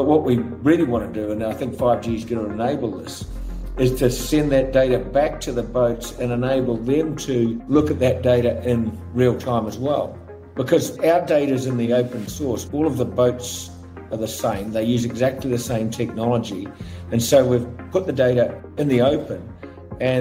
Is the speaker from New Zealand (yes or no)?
yes; New Zealand; I grew up in New Zealand, and my family were connected with sailing